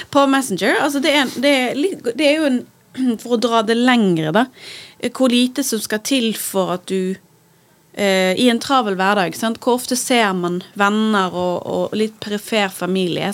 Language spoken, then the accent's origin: Norwegian; Bergen, Vestland, Norway; also born or lived in New York; som en bergenser på Manhattan